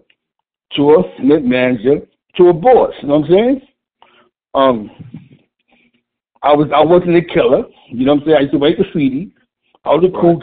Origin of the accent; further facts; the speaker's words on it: New York City, New York, United States; That's the type of neighborhood I grew up in on East Harlem